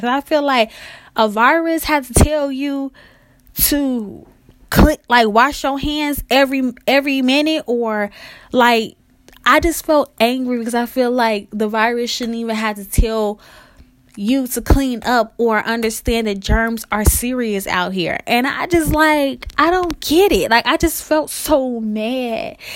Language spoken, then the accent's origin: English; Chicago, Illinois, United States; I'm from Chicago